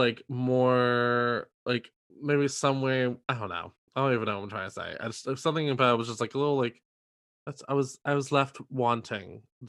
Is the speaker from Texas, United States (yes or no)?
no; New York, United States; actually have a lot in common. We're both from New York. We're both Catholic. And we are both Italian.